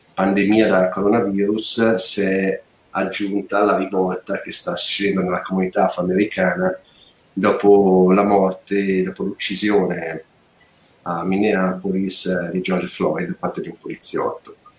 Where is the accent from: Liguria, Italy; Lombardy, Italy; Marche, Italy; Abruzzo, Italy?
Lombardy, Italy; Lecco; Io sono di Lecco, dall'altro ramo del lago